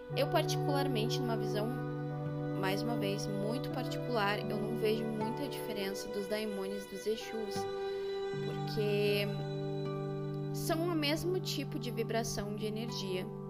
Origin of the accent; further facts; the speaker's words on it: Rio Grande do Sul, Brazil; No Rio Grande do Sul a gente trabalha muito com a nação